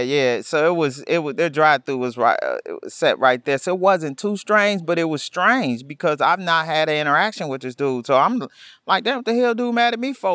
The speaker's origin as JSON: {"language": "English", "town": "Milwaukee", "region": "Wisconsin", "country": "United States", "tie": "born or raised there", "said": "I grew up in Milwaukee, the youngest of four"}